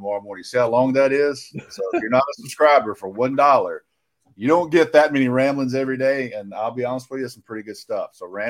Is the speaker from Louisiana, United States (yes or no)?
no; Rome, Georgia, United States; You came to my hometown, took y'all out to eat, gave us beer. So y'all had an official visit to Rome.